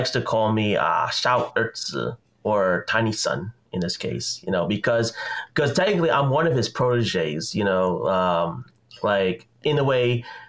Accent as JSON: {"language": "English", "country": "Philippines", "said": "I was always very interested in Chinese culture myself, even though I'm Filipino"}